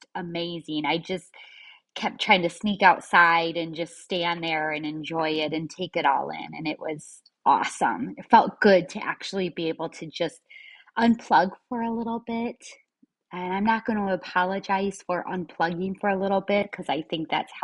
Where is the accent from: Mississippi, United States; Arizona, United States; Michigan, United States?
Michigan, United States; moved away as an adult; now in Florida, United States; I left my home state of Michigan and I finally moved to my dream state of Florida